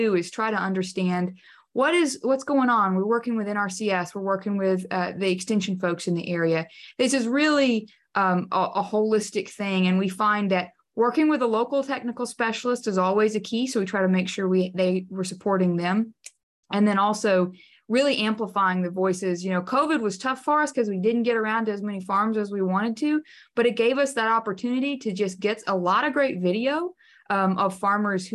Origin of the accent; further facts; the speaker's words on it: Texas, United States; also born or lived in College Station, Texas; I'm from Texas, yes, and I spent about 10 years in the Blackland Prairies in the College Station area